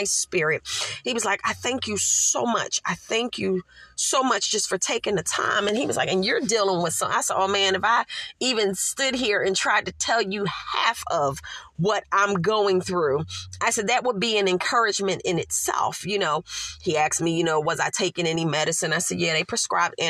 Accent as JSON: {"language": "English", "town": "Philadelphia", "region": "Pennsylvania", "country": "United States", "tie": "born or raised there", "moved": "as an adult", "said": "I grew up by there"}